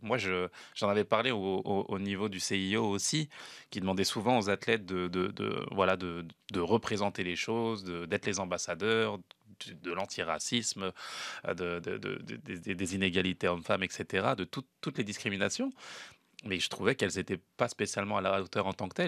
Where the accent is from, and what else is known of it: France; now in Canada